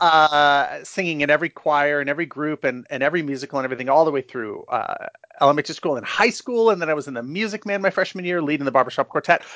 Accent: San Francisco, California, United States; I was born and raised in San Francisco. I still live here.

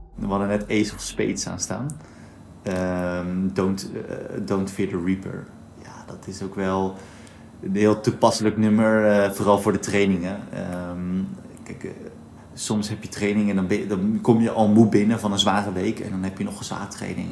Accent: Katwijk, South Holland, Netherlands; ik ben in Katwijk geboren

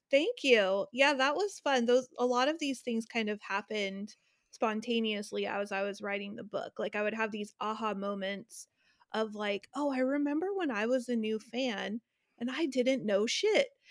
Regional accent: Northern California, United States; I'm from Northern California

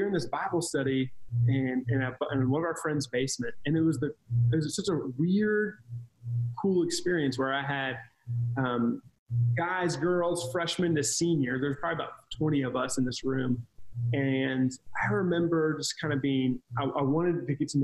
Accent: Cincinnati, Ohio, United States; I grew up kind of in Cincinnati, Ohio

